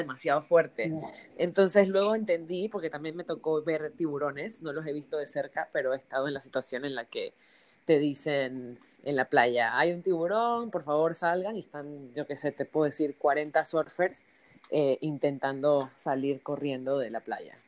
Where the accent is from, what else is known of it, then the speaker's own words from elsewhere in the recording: Panama; moved away; also born or lived in Barcelona, Spain; siendo panameña en Barcelona